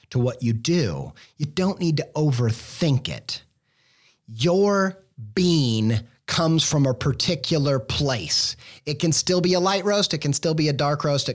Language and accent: English; Indiana, United States; moved away; a Midwestern Indiana boy raised